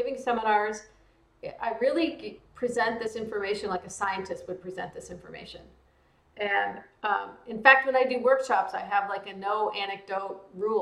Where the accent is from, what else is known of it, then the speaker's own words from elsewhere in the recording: small towns in Texas and Louisiana, the South, United States; I grew up in the South in, small towns in Texas and Louisiana